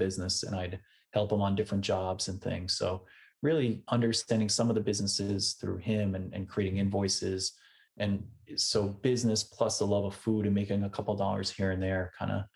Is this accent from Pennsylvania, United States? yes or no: no; Westchester, New York, United States; also born or lived in Brooklyn, New York; originally, I grew up in Westchester, which is about an hour north of New York City